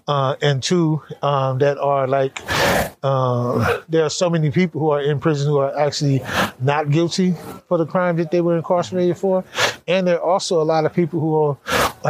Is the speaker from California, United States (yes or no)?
yes; California, United States; I grew up in California, gangbanging in that whole world